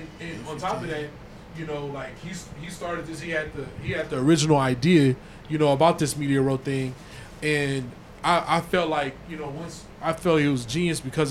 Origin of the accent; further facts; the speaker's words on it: Inglewood, California, United States; I'm from Inglewood